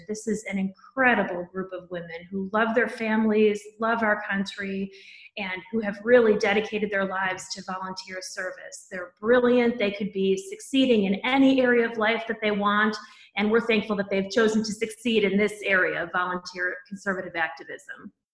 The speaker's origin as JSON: {"language": "English", "region": "Midwest", "country": "United States", "tie": "born or raised there", "also_born_or_lived": "Massachusetts", "said": "I grew up in the Midwest, and I, I, in a working class family"}